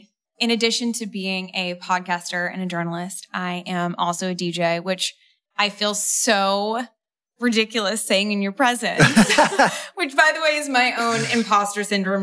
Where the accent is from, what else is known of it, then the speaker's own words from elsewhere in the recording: New York City, New York, United States; I grew up in New York City